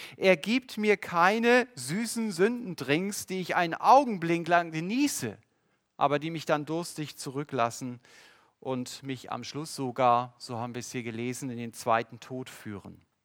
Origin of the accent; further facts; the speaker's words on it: Germany; Als Deutsche